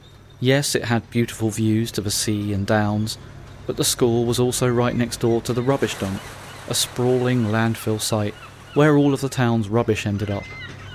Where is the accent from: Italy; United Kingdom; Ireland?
United Kingdom; Brighton, South East England; I'm telling the story of schooling on the estate where I grew up in East Brighton